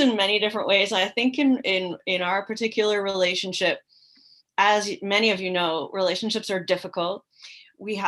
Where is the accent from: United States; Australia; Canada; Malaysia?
Canada; moved away as an adult; also born or lived in Morocco; I was raised in Canada